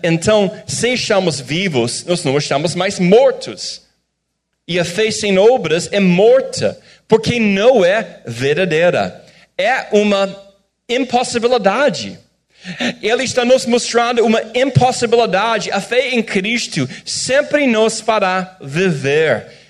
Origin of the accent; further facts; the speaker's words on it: United States; Portuguese is a second language; moved away as an adult; now in Brazil